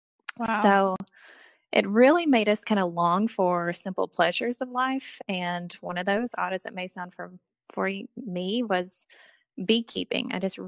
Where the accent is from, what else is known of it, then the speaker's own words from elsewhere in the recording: Eastern Kentucky, United States; and, I grew up in Eastern Kentucky's in the foothills of Appalachia.